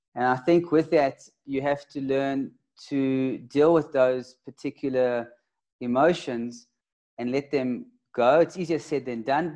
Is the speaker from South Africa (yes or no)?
yes; Johannesburg, Gauteng, South Africa; I'm from Joburg